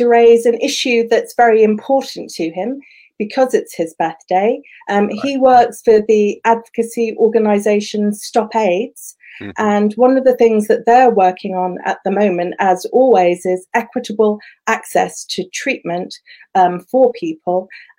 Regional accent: Croydon, London, United Kingdom; I'm from Croydon

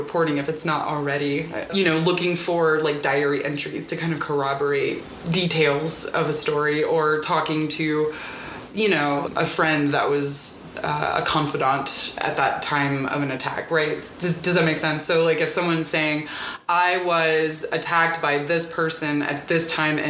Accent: Mississippi, United States; Yeah, I grew up in South Mississippi. I should say that I grew up on the coast, which is a little more cosmopolitan than the rest of the state.

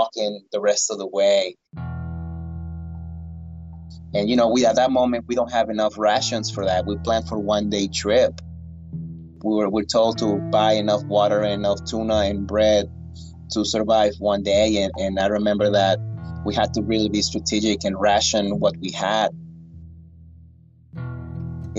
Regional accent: Lagos de Moreno, Jalisco, Mexico; now in United States; I was born in Mexico, in Lagos de Moreno, Jalisco.

